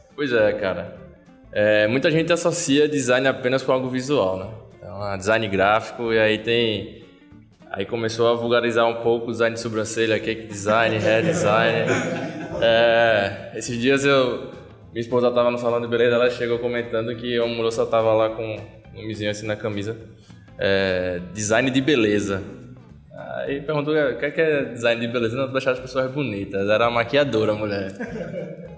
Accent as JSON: {"language": "Portuguese", "town": "Vitória de Santo Antão", "region": "Pernambuco", "country": "Brazil", "moved": "as an adult", "lives_now": "Recife, Brazil", "said": "eu sou de Vitória. É, sempre é bom voltar para a terra. Mas já tô, em Recife há cerca de seis anos"}